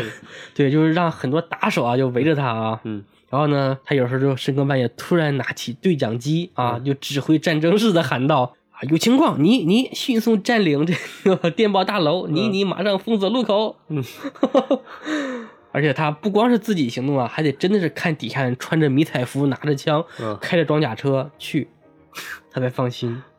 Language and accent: Chinese; Tangshan, Hebei, China; moved away; 在我们老家唐山啊